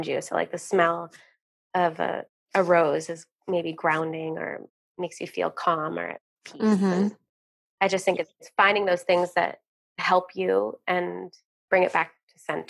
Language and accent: English; Vermont, United States; I'm a true Vermonter. I was born and raised in Vermont.